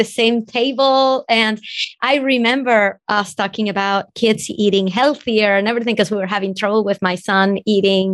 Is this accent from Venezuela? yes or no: yes; Venezuela; now in United States; If you can tell from my accent, I'm from Venezuela and I wasn't born here